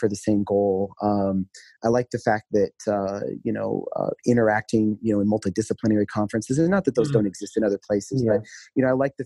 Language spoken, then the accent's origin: English; South Dakota, United States; moved away; I'm from South Dakota originally, and so that's where I did medical school